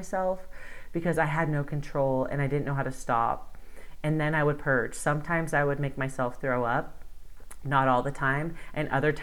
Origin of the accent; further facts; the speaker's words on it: Bakersfield, California, United States; moved away as an adult; also born or lived in Los Angeles / Spain; my hometown of Bakersfield